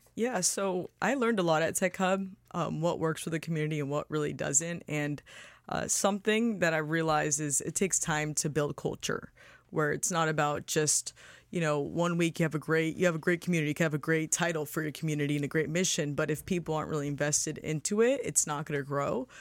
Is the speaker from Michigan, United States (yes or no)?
no; Boca Raton, Florida, United States; we're originally from Boca. We went to school at Lynn